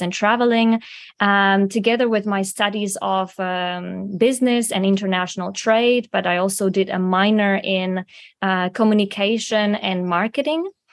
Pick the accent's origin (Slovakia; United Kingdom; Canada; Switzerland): Slovakia; moved away as an adult; also born or lived in Prague, Czech Republic; I'm from Slovakia originally